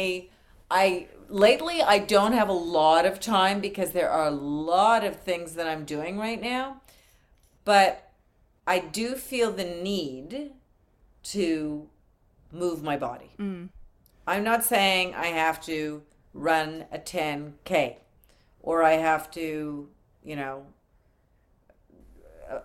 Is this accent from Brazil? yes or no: no; Canada; moved away; I've recently only become an American. I'm Canadian